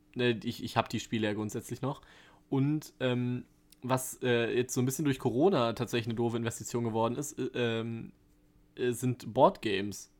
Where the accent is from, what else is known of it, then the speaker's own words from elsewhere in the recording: Germany; als Deutscher